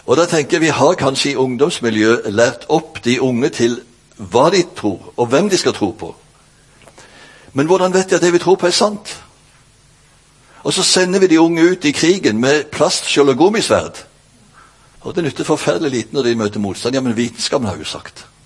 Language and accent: Norwegian; Bjerkreim, Rogaland, Norway; now in Kristiansand, Norway; Jeg er faktisk født og oppvokst i Bjerkreim. Hjemme det helt. Men så har jeg bodd i ca. 30 år i Kristiansand, så min uh, dialekt er jo helt ødelagt.